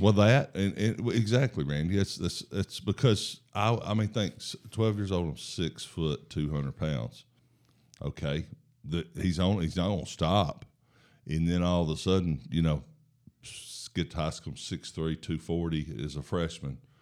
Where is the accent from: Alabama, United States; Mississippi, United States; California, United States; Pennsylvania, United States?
Alabama, United States; Huntsville; I was born here in Huntsville